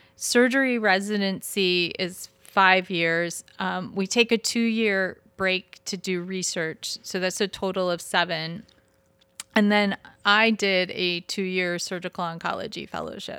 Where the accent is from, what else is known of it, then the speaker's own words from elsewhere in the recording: Michigan, United States; I'm from, I'm from the state up north